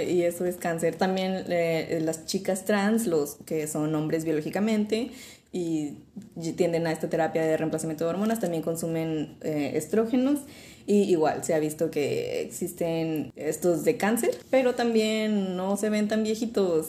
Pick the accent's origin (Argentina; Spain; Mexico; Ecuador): Mexico; Como mexicanos siendo occidentales, tenemos todas estas tradiciones de aceptar la muerte